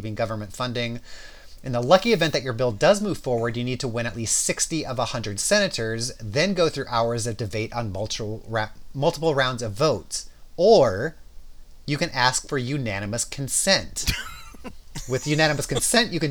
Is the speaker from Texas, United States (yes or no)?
no; Southern California, United States; I grew up in Southern California